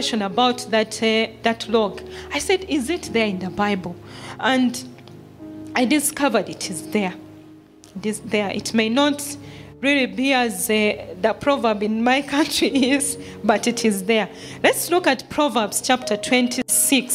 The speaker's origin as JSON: {"language": "English", "country": "Uganda", "moved": "yes", "lives_now": "Kenya", "said": "I'm from Uganda, but now I'm a Kenyan."}